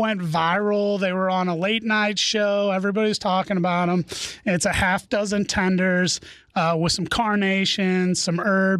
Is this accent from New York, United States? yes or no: no; St. Louis, Missouri, United States; I'm from St. Louis.